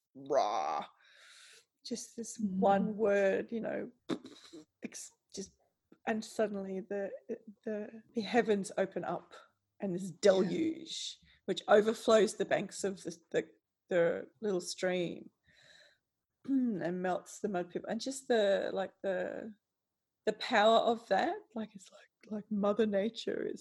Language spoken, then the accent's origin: English; Australia; as an Australian